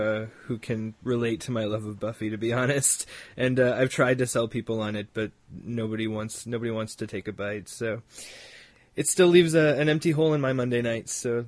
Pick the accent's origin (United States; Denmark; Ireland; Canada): Canada; I am proud to be Canadian